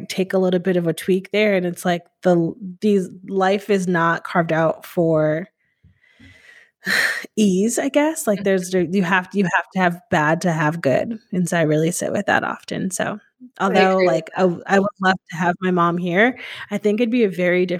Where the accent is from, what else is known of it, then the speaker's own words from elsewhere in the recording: Northeast, United States; so growing up in the Northeast, like, which I find very interesting, like in the South, it's like, you're just white, but people in the Northeast, it's like very much a melting pot.